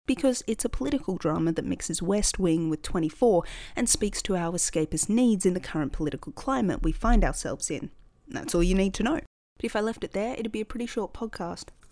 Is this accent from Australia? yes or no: yes; Australia; In Australia, we're not really big on people boasting